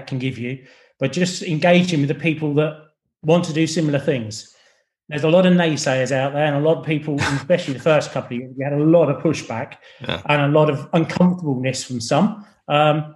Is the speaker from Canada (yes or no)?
no; England, United Kingdom; accent: English; I'm English, I'm not from Scotland